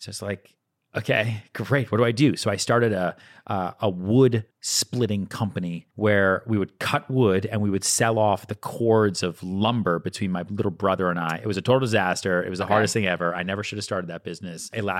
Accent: Boston, Massachusetts, United States; now in New York, United States; I grew up outside Boston, went to high school outside Boston.

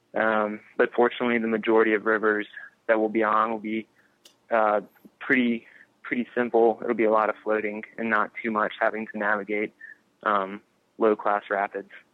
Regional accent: North Carolina, United States; coming back to North Carolina um, has been kind of my MO in between trips. And I think at times it can be hard to be back in um, in a hometown

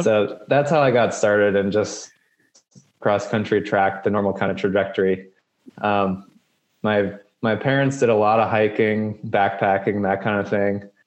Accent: Colorado Springs, Colorado, United States; now in Reno, United States; I grew up in Colorado Springs, which is like a mecca for running

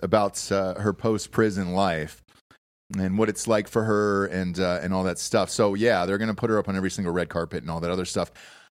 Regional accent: Georgia, United States; I'm from Georgia

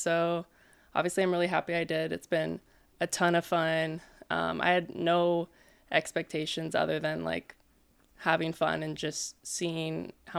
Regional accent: Hermosa Beach, California, United States; Born and raised in yeah. Hermosa

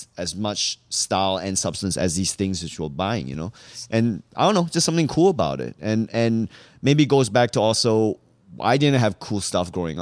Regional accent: Singapore; moved away as an adult; also born or lived in Malaysia / New Hampshire, United States; now in New York, United States; I grew up in Singapore

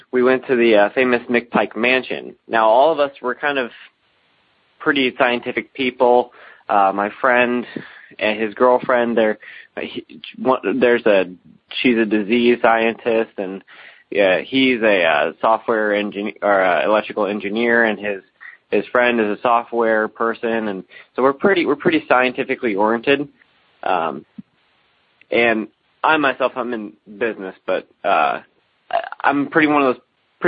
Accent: Alton, Illinois, United States; I'm from the Alton area of Illinois, which is one of the more haunted places in the United States

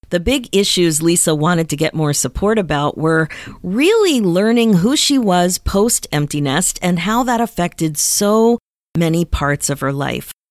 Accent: Houston, Texas, United States; I was born and raised here in Texas.

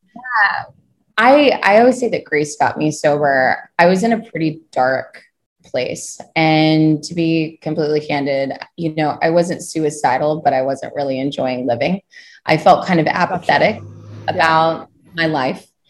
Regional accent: Kentucky, United States; moved away as an adult; also born or lived in Ohio / New York; So I am originally from Kentucky. I grew up on a farm there

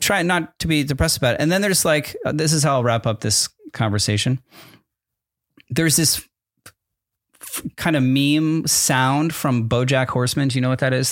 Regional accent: Connecticut, United States; also born or lived in New Jersey; I was born in New Jer-, New Jersey, moved to Connecticut when I was in the middle of third grade.

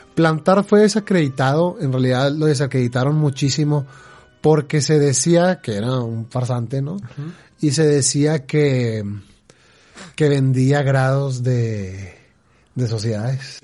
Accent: Mexico; acá en México

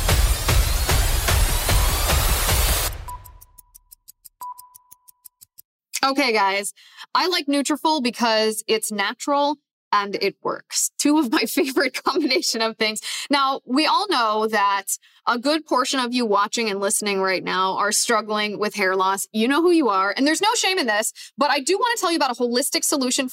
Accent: Ohio, United States; moved away; in my home state of Ohio, and full disclosure, I don't live in Ohio anymore, but I deeply care about the state of Ohio. I have family that lives in Ohio. And I mean, I grew up there

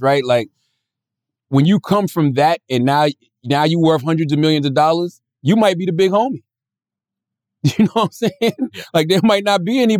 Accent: Moncks Corner, South Carolina, United States; I'm from Monk's Corner. When I grew up, it was 7,000 plus people.

